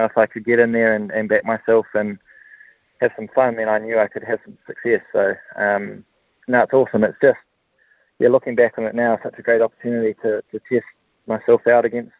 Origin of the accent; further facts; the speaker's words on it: New Plymouth, Taranaki, New Zealand; But I'm a proud Central Districts man. I grew up in New Plymouth.